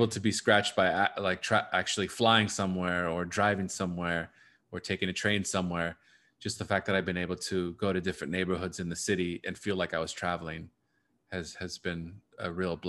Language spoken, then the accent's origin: English; Chicago, Illinois, United States; I think as a Chicagoan, I'm learning every day how, you know, more about these issues and what I can do personally.